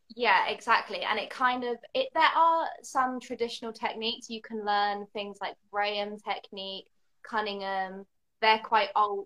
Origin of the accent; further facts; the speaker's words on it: the south of England, United Kingdom; now in London, United Kingdom; I'm in London, although I'm not actually from London. I'm from the south of England.